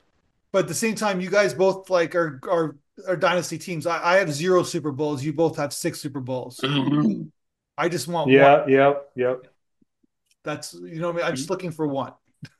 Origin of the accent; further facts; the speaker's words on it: Niagara Falls, New York, United States; moved away; I'm from Niagara Falls originally